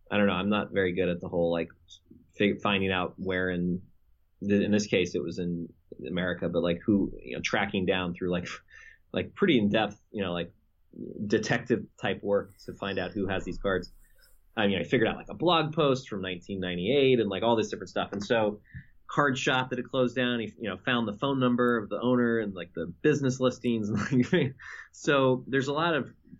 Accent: Houston, Texas, United States; moved away; from my same state where I grew up in Texas

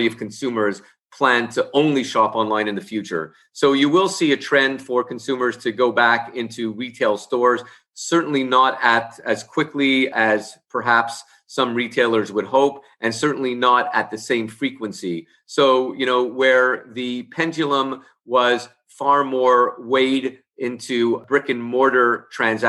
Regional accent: Canada; also born or lived in Montreal; I'm based in Canada, and as a Canadian

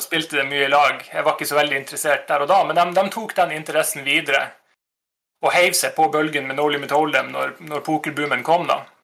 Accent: Nordreisa, Troms, Norway; moved away; der jeg kommer ifra, fra Nordreisa.

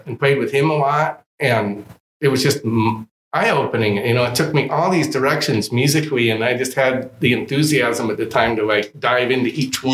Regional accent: Los Angeles, California, United States; also born or lived in Humboldt County, California; a kid that grew up

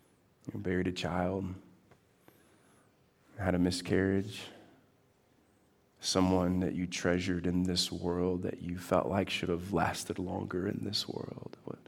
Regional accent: Texas, United States; I come in from Texas.

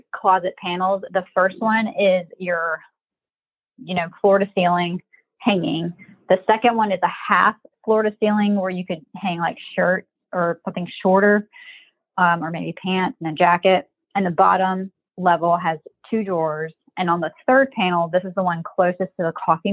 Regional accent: Mobile, Alabama, United States; moved away as an adult; now in Maryland, United States; I'm from Mobile.

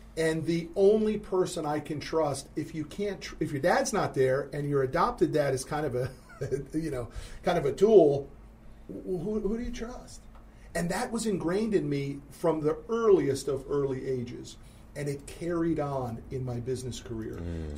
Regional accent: Connecticut, United States; now in Dallas, United States; I grew up in Connecticut

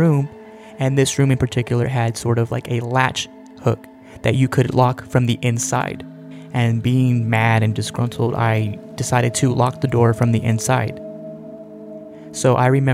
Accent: Central Valley of California, United States; We grew up in the Central Valley of California

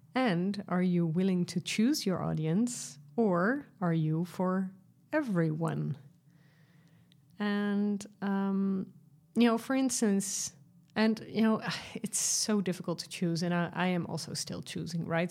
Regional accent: Netherlands; I'm from Europe, uh, from the Netherlands

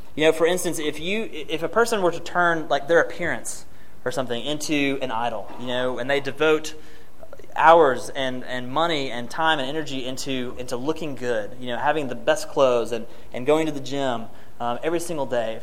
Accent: Martin, Tennessee, United States; moved away; near my hometown of Martin.

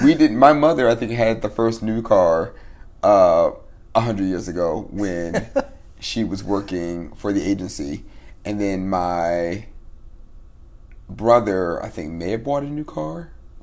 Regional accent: Fort Washington, Maryland, United States; Actually, no, I was born in Fort Washington, Maryland, really.

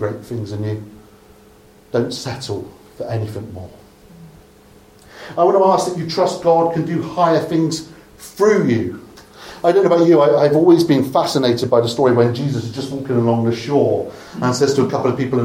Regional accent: Dorset, South West England, United Kingdom; I'm from Dorset

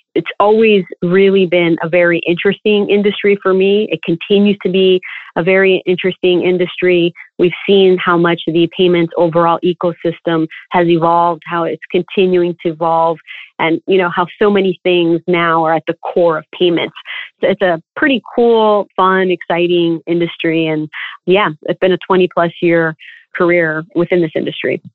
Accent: Toronto, Ontario, Canada; I was born and raised in Toronto

